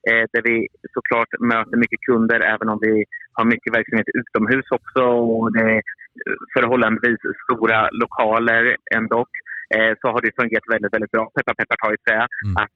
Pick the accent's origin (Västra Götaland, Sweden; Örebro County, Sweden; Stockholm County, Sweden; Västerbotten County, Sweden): Örebro County, Sweden; Örebro; mm. och jag kommer från Örebro.